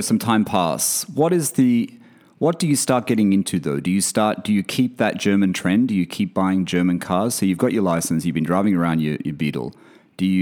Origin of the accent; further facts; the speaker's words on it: a country town near Sydney, New South Wales, Australia; I lived in a country town